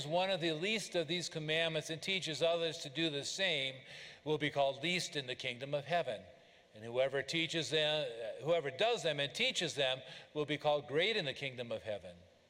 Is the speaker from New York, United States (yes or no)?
no; Oregon, United States; moved away; I grew up in Oregon, and I grew up with rain